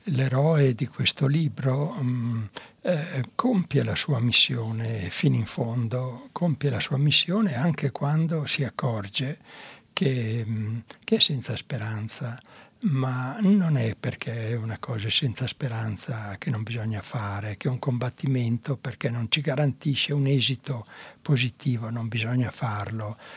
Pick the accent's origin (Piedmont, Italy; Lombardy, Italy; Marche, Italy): Lombardy, Italy; Mantua; quando ero piccola a Mantova passavo davanti, quando uscivo dalle elementari, passavo davanti a un grande palazzo che era tra la scuola e la mia casa